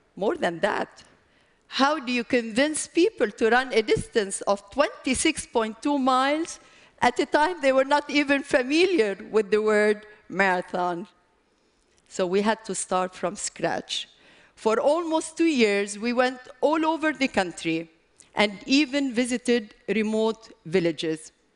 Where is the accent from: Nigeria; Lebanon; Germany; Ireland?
Lebanon; I come from Lebanon